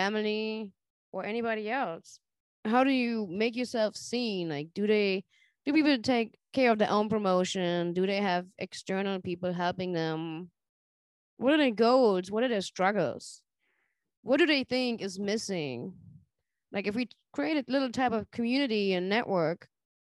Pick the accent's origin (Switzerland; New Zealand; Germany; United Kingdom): Germany; now in Charlotte, United States; growing up in Germany